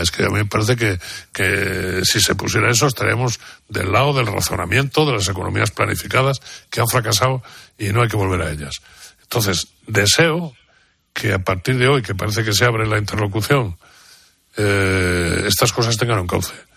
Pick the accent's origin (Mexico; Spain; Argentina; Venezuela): Spain; mountains of León, Castile and León; durante toda mi infancia he vivido en pueblos en la montaña de León